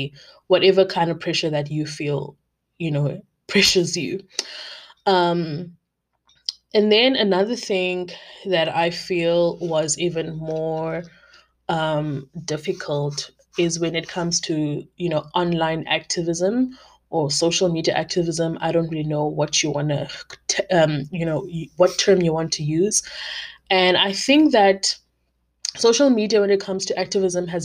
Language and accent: English; South Africa; as a South African black woman